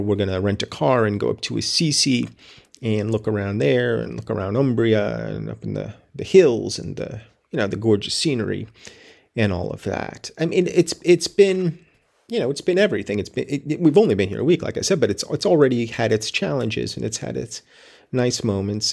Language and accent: English; United States